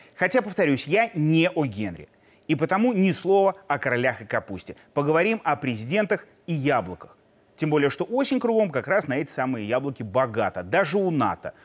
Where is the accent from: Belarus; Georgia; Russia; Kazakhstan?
Belarus; мы, белорусы, мирные люди